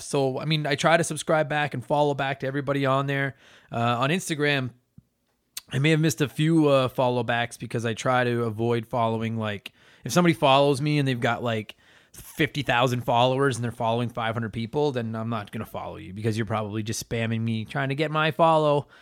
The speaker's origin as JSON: {"language": "English", "country": "Canada", "said": "I'm Canadian, and I could only fight against my Canadian heritage for so long"}